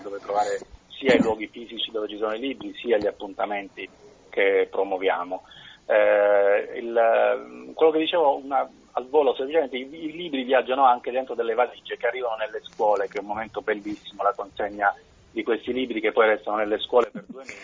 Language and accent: Italian; Bari, Apulia, Italy; also born or lived in Lecce; nella città dove sono cresciuto, che è Bari, io sono nato a Lecce